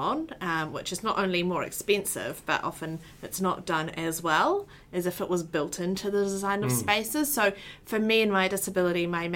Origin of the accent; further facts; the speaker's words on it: Auckland, New Zealand; So I was born and raised in Tamaki Makaurau in New Zealand.